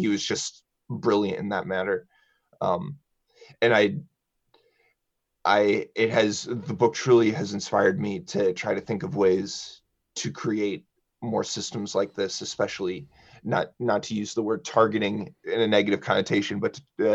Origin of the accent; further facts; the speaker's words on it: Champaign, Illinois, United States; I was born in Champaign-Urbana, and my mother is the drama director at Champaign Central High School. And I went to Champaign Central High School.